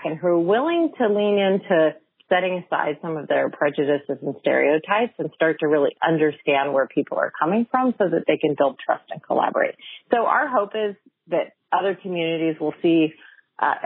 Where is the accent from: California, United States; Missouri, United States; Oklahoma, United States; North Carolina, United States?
California, United States; Fresno; moved away; I grew up in Fresno